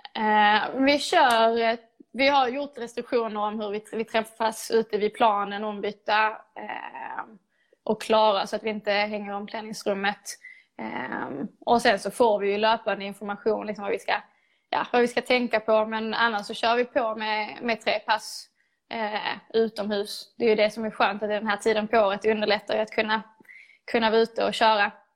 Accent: Lomma, Skåne, Sweden; Jag började spela fotboll i GIF Nike, i Lomma, där jag är uppvuxen

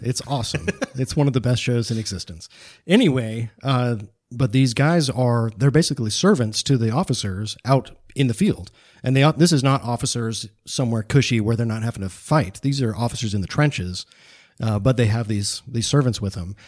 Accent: United States; especially as American modern men

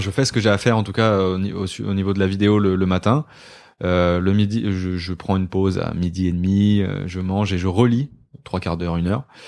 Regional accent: Côtes-d'Armor, Brittany, France; moved away as an adult; now in Paris, France; Je viens de euh, Côte d'Armor. J'ai vécu 19, 20 ans là-bas.

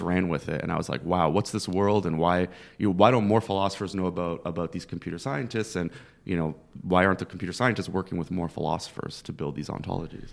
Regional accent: Toronto, Ontario, Canada; moved away as an adult; now in Philadelphia, United States; I grew up in Scarborough, which is kind of like it's a uh, borough of Toronto

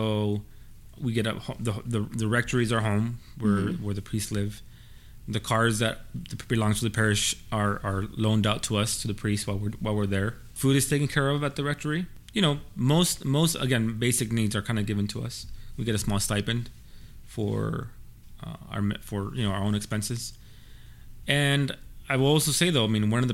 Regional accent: Baldwin Park, California, United States; I'm from Baldwin Park

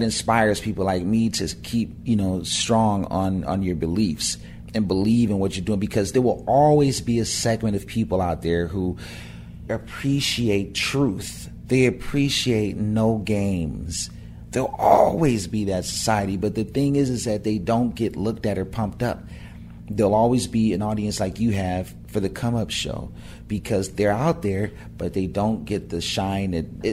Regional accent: Pasadena, California, United States; me and my buddies in my hometown of Pasadena made it a rap group called JSD

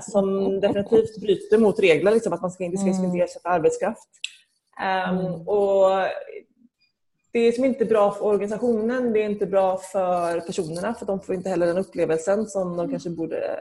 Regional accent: Gothenburg, Västra Götaland, Sweden; moved away as an adult; now in Geneva, Switzerland; jag växte upp i Angered.

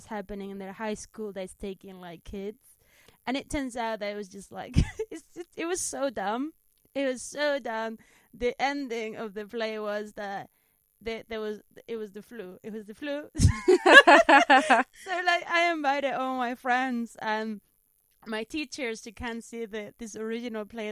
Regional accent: Spain; accent: Spanish; English is a second language; moved away as an adult; now in United Kingdom; I'm from Spain

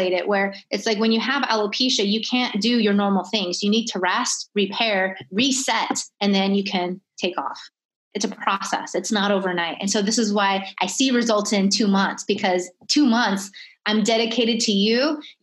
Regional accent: California, United States; moved away; also born or lived in Miami; originally I'm from California, I lived in Miami

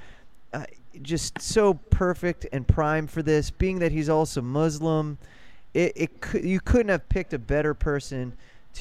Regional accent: Warren, Ohio, United States; now in New York City, United States; I'm from the Cleveland area, a small town called Warren, Ohio

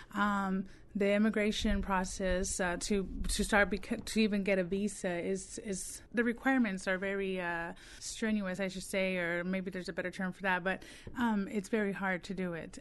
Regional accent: Texas, United States; now in Mississippi, United States; I'm actually from Texas. Um, all of my family is from Texas

